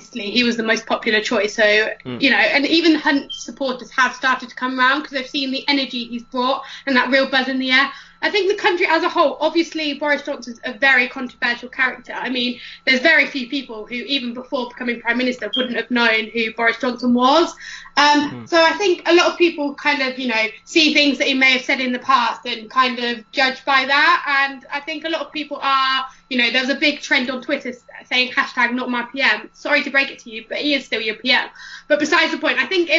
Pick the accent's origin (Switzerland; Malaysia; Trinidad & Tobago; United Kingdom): United Kingdom; Northampton, East Midlands; I'm from Northampton